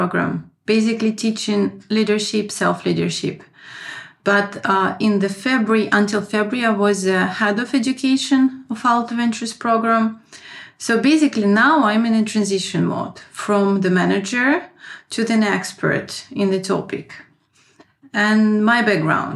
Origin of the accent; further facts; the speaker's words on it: Saint Petersburg, Russia; moved away as an adult; also born or lived in France / Moscow, Russia; now in Finland; I was born in St. Petersburg. I had my first education in business in St. Petersburg